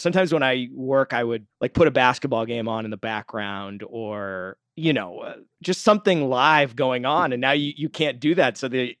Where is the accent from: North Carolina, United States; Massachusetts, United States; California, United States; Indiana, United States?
Massachusetts, United States; I'm from the Boston area.